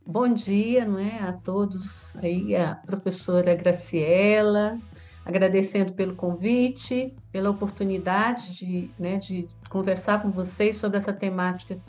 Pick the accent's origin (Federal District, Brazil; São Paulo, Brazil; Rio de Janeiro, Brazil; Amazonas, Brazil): Federal District, Brazil; Taguatinga; moro aqui em uma cidade próxima a Brasília, que é da região do Distrito Federal, que é Taguatinga, onde eu nasci. E aqui em Taguatinga eu fiz a antiga escola primária